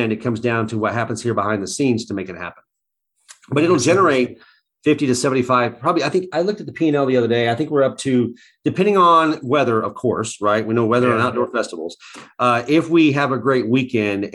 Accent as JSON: {"language": "English", "town": "Nixa", "region": "Missouri", "country": "United States", "tie": "born or raised there", "said": "I grew up with Sucker Days. This is my hometown"}